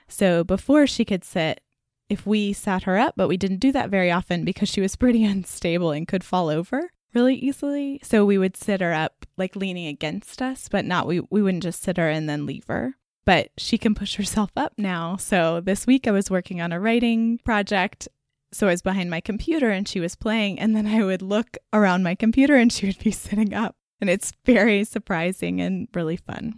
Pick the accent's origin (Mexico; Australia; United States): United States; Texas; growing up in Texas